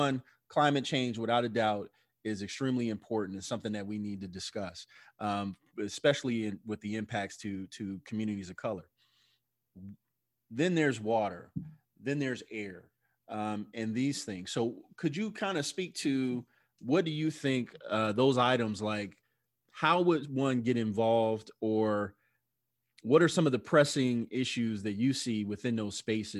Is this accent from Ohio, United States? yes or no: yes; Canton, Ohio, United States; I grew up in Canton, Ohio.